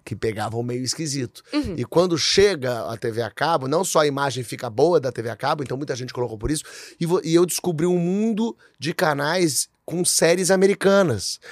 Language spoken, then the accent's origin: Portuguese; São Paulo, Brazil; moved away as an adult; also born or lived in Rio de Janeiro / Portugal; Então eu meio que larguei minha cidade, meu estado, que era São Paulo